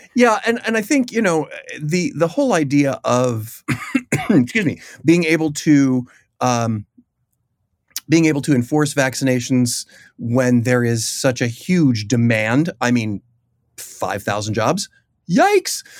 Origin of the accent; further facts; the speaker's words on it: Chicago, Illinois, United States; I've grown up in that aquarium. I am from Chicago.